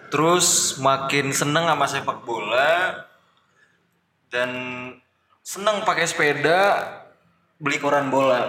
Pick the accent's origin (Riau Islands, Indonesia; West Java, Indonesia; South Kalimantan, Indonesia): Riau Islands, Indonesia; saya dari Kepulauan Riau.